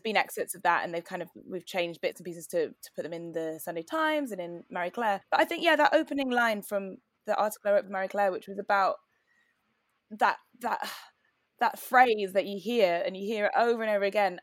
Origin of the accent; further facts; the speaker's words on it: Newcastle upon Tyne, North East England, United Kingdom; moved away as an adult; also born or lived in Cambridge; now in London, United Kingdom; I grew up in Newcastle in the 90s